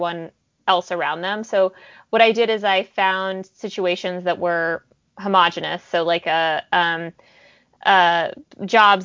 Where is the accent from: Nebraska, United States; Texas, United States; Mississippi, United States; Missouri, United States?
Texas, United States; West; also born or lived in Soviet Union; I'm a refugee from the Soviet Union, and I grew up in West Texas.